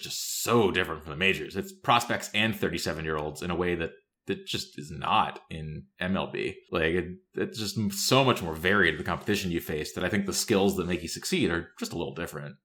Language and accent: English; Tennessee, United States; I grew up in Tennessee